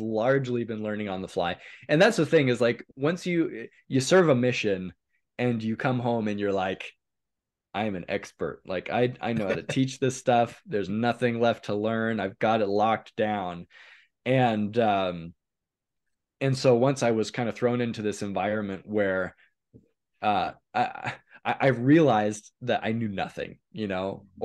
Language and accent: English; Hermiston, Oregon, United States; also born or lived in Salt Lake City, Utah / California; most of um, my youth was spent in a little town called Hermiston, Oregon, which is in northeastern Oregon